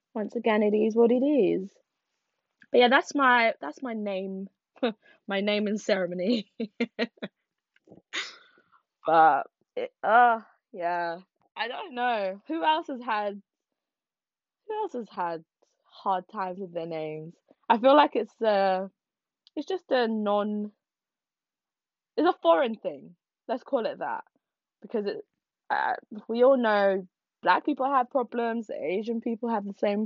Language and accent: English; Nigeria; I'm Nigerian. I'm Igbo.